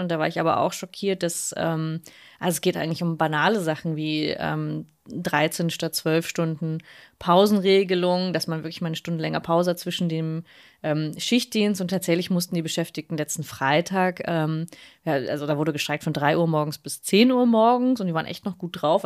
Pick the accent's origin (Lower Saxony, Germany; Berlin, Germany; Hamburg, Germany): Berlin, Germany; als Berlinerin